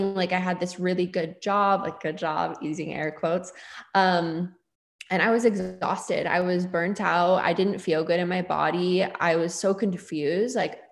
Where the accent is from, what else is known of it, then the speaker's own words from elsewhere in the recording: the Northwest, Pacific Northwest, United States; I moved back to my hometown in the Northwest, which is where I live now